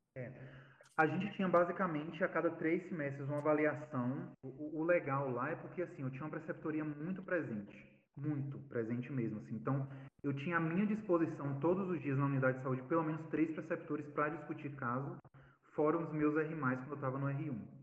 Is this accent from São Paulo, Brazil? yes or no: no; Bahia, Brazil; moved away; also born or lived in São Gabriel da Cachoeira; meu papel como baiano, como nordestino